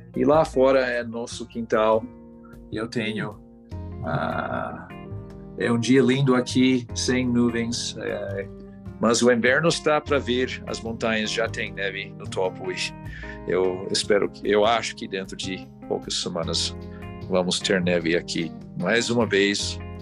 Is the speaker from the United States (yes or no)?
yes; United States; Portuguese is a second language; also born or lived in São Paulo, Brazil / Portugal; Eu fui criado principalmente aqui, ah, nos Estados Unidos